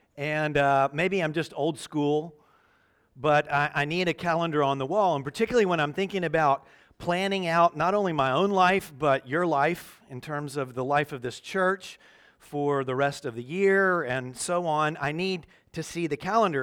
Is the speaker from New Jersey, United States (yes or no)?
no; Memphis, Tennessee, United States; moved away; my hometown, Memphis, Tennessee